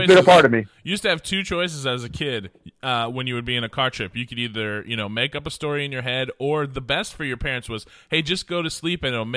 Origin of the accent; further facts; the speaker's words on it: Oregon, United States; now in Houston, United States; I'm from Oregon, and so I was a Portland Trail Blazers fan